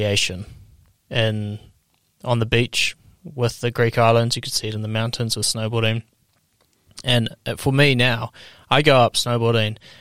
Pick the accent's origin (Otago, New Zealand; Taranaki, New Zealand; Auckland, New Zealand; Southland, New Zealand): Otago, New Zealand; Queenstown; I'm from Queenstown in New Zealand.